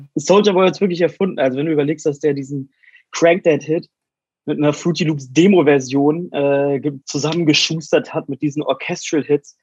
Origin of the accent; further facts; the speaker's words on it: Wolfsburg, Lower Saxony, Germany; in Wolfsburg, meiner Heimatstadt